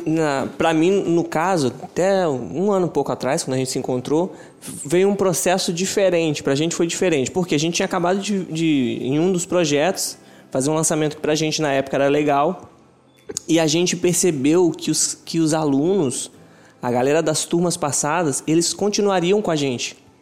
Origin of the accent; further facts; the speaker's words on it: São Pedro da Aldeia, Rio de Janeiro, Brazil; A gente é de São Pedro da Aldeia, estado do Rio de Janeiro, interior do Rio